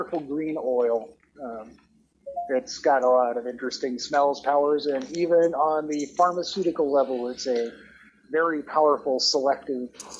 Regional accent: Gatlinburg, Tennessee, United States; I grew up in Tennessee in Gatlinburg back in the early 70s

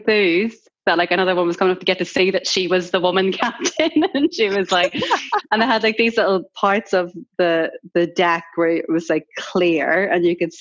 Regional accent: Ireland; now in London, United Kingdom; it obviously says that I'm Irish in my bio

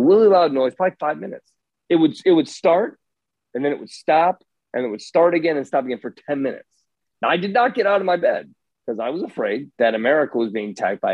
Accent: Indiana, United States; moved away; I grew up in Indiana.

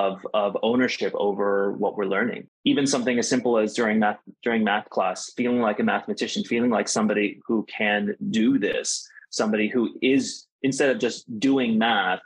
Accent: United States; moved away as an adult; growing up in the United States and being biracial, being multicultural, starting multilingual, then becoming monolingual

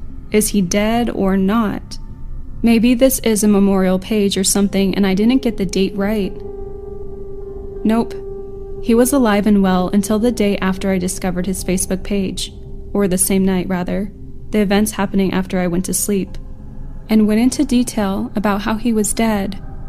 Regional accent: California, United States; For context relating to this story, I'm from California.

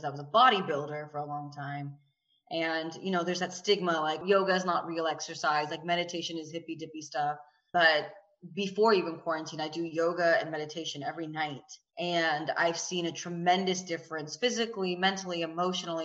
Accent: the South, United States; because I grew up in the South

